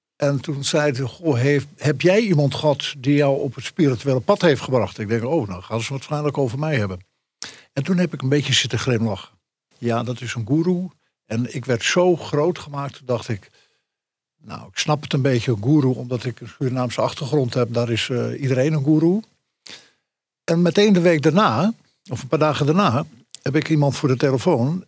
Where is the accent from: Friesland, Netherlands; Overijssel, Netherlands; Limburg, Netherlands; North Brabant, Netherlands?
Friesland, Netherlands; echte Fries